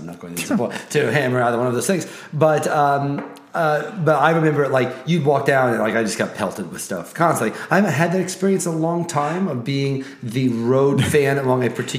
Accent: Midwest, United States; as a Midwesterner

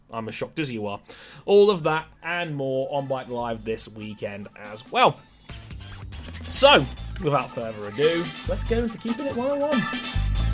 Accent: Jamaica; as a Jamaican

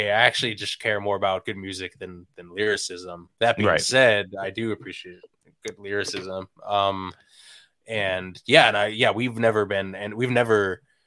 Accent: Bay Area, California, United States; born or raised there

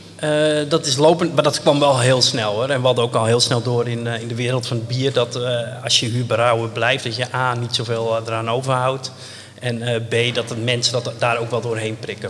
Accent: Enkhuizen, North Holland, Netherlands; moved away; also born or lived in Brussels; We zijn opgegroeid in Enkhuizen

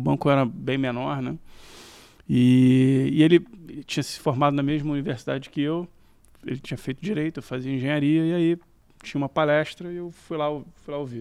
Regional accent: Rio de Janeiro, Brazil; Eu sou carioca da Tijuca

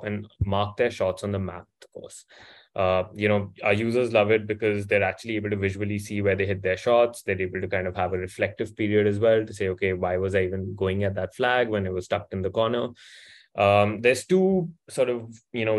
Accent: India; moved away as an adult; also born or lived in United States; I grew up born and raised in India

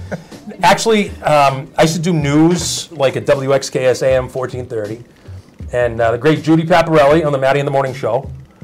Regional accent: Medford, Massachusetts, United States; We're from Medford

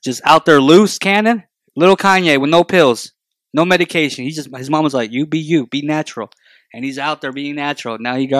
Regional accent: Roswell, New Mexico, United States; You know, I grew up in Roswell, New Mexico.

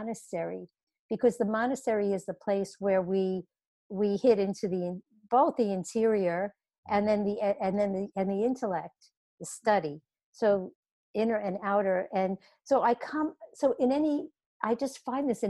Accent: New York City, New York, United States; I was 6 years old and I was growing up in Brooklyn, New York

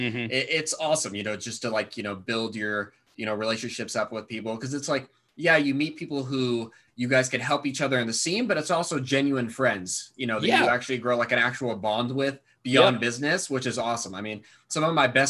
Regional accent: Thousand Oaks, California, United States; also born or lived in Santa Barbara; I grew up in Thousand Oaks, which is just outside of Los Angeles

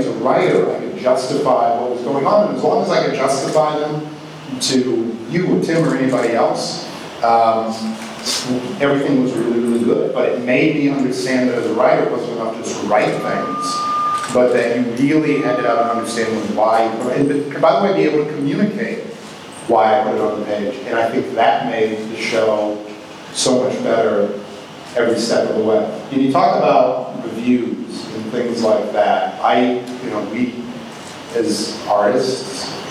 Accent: Milwaukee, Wisconsin, United States; moved away; also born or lived in Los Angeles; I grew up in Milwaukee

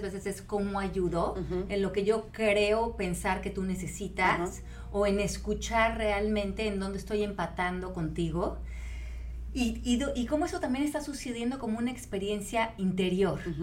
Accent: Mexico; como mexicanos

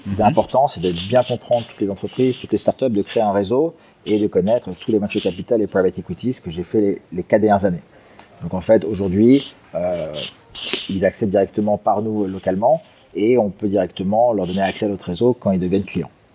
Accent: Geneva, Switzerland; moved away as an adult; now in Singapore; Donc à l'origine, je suis suisse de Genève

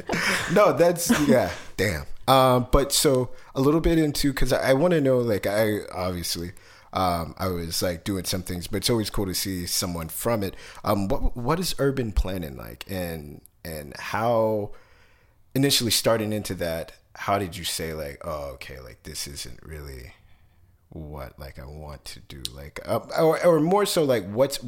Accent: Kansas City, United States; moved away; I was born in Kansas City

